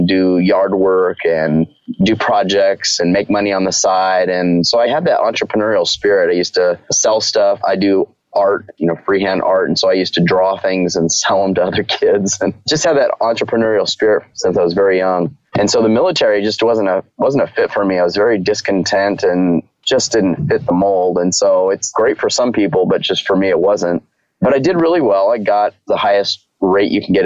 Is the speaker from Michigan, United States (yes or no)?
no; Southern California, United States; My background is I grew up in Southern California